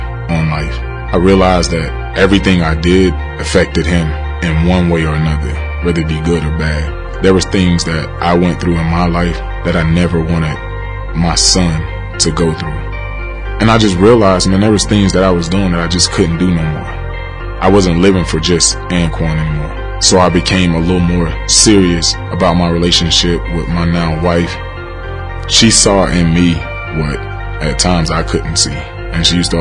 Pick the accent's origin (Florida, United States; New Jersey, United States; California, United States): Florida, United States; Pahokee; born or raised there